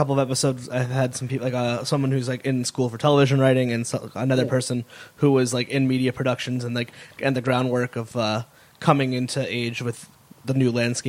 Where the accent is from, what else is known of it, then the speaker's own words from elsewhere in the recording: Meriden, Connecticut, United States; moved away; My family lives here, so I grew up in Meriden.